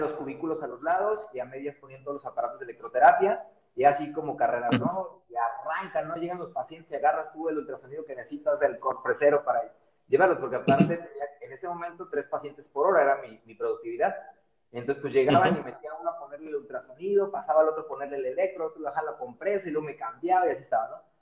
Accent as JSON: {"language": "Spanish", "town": "Guadalajara", "region": "Jalisco", "country": "Mexico", "said": "yo soy de la ciudad de Guadalajara"}